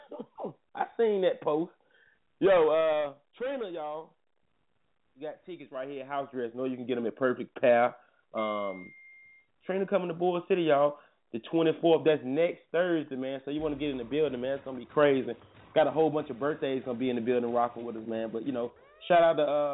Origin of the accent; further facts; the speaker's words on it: Durham, North Carolina, United States; I was raised in Fever Street